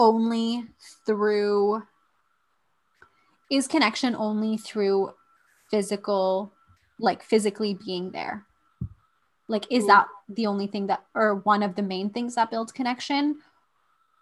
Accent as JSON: {"language": "English", "country": "India", "moved": "yes", "said": "if I've left India, does that mean that I'm no longer in touch with what being Indian means?"}